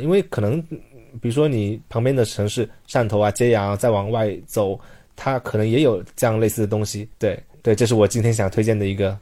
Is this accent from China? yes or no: yes; Guangdong, China; now in Beijing, China; 我是潮汕人